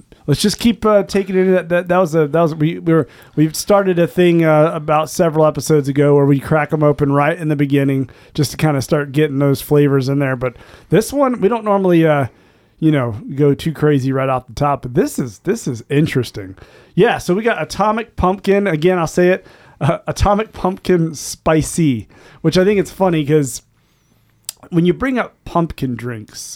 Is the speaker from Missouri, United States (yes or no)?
no; Florida, United States; now in North Carolina, United States; I'm originally from Florida.